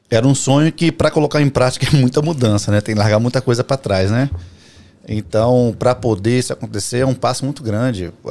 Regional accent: Vila Velha, Espírito Santo, Brazil; tenho 30. Quanto que eu tenho? 37?

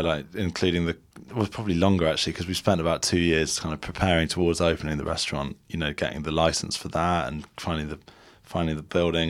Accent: Ireland; moved away as an adult; also born or lived in Dublin; now in London, United Kingdom; we're Irish originally and we went to college there

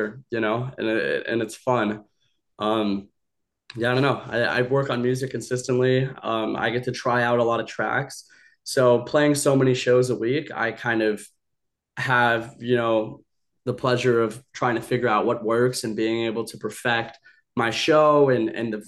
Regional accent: Hawaii, United States; moved away; also born or lived in Bali; I grew up half in Hawaii. I spent a lot of my life in Bali.

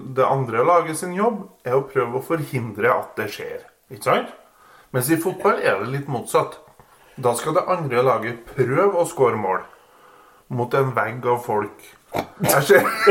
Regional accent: Kvål, Trøndelag, Norway; moved away; jeg er jo fra Kvål.

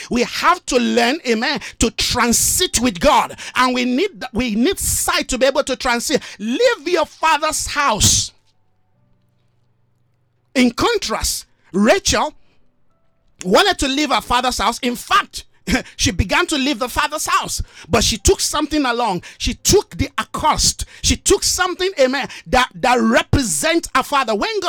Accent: Nigeria; I love my country. I'm a Nigerian. I love my country as a Nigerian, but guess what? That's just a place of birth for me.

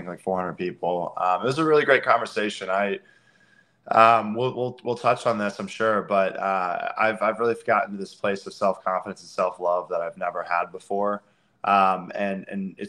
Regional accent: Eureka, Missouri, United States; I grew up in Eureka, Missouri.

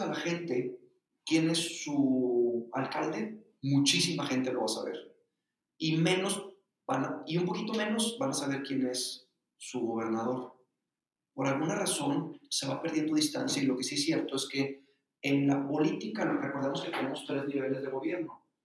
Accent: Nuevo León, Mexico; also born or lived in Madrid; en México, particularmente en el estado de Nuevo León, de donde soy yo

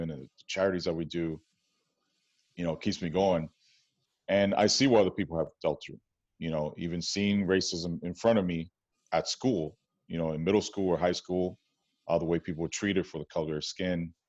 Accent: New York City, New York, United States; moved away as an adult; now in Oakland, United States; growing up in New York City, Washington Heights, predominantly Dominican and Jewish neighborhood

